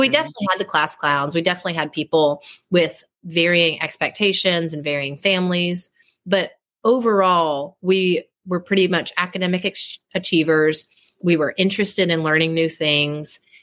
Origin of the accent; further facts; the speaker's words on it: Oklahoma, United States; I was born and raised in Oklahoma, as we say, technically in a small town about 30 minutes east of Oklahoma City